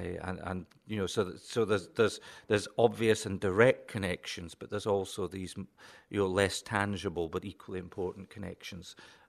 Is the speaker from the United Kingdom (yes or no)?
yes; Lockerbie, Scotland, United Kingdom; I grew up in Lockerbie in Dumfriesshire, and it was great to see a street named after my home community, but it didn't look anything like the Lockerbie I grew up in.